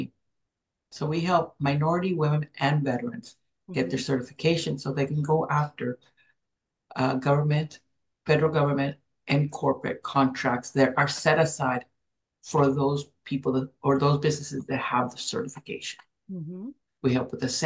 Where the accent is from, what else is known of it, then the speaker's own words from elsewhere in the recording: Los Angeles, California, United States; moved away as an adult; also born or lived in Mexico; now in Hawaii, United States; I was born in Mexico, came to the United States when we were five, mm-hmm. and grew up in Los Angeles. I moved to Hawaii almost 35 years ago.